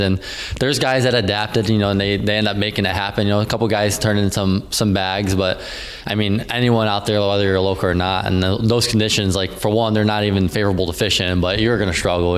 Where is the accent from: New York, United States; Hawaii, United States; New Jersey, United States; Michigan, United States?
Michigan, United States; Downriver; I grew up uh, downriver. Um, I started off fishing Detroit River. Uh, fished a lot of uh, the local rivers around like the Belleville area with my grandpa